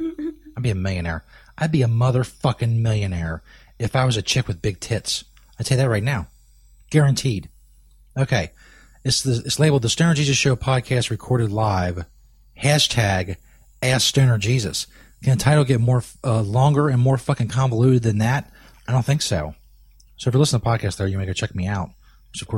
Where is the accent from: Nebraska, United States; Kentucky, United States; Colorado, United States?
Kentucky, United States; I broadcast in Northern Kentucky. Somebody asked if I'm from Kentucky. Yes